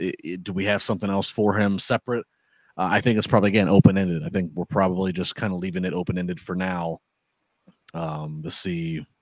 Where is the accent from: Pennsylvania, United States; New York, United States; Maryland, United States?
Maryland, United States; I grew up in Maryland